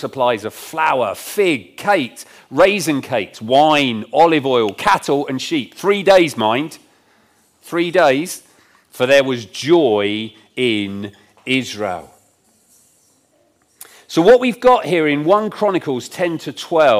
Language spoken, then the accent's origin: English; Isle of Wight, South East England, United Kingdom; now in Rugby, United Kingdom; I grew up on the Isle of Wight